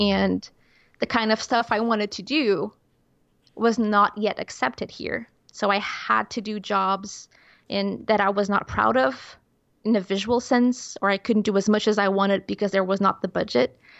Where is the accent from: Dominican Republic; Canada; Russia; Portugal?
Portugal; English is a second language; growing up in Portugal, such a small country